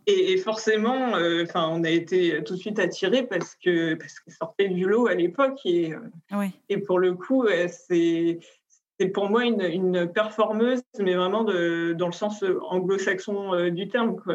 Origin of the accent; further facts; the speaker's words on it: France; now in Paris, France; on était deux Françaises